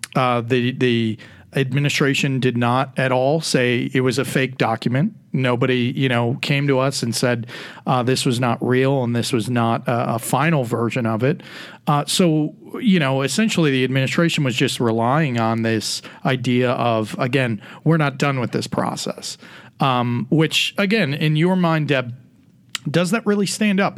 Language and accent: English; Illinois, United States; now in Tennessee, United States; my home state of Illinois